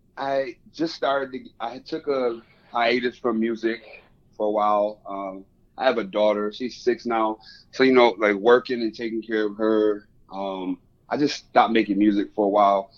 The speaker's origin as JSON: {"language": "English", "town": "Rochester", "region": "New York", "country": "United States", "tie": "born or raised there", "moved": "as an adult", "lives_now": "Buffalo, United States", "said": "I'm from Rochester, so I transferred schools"}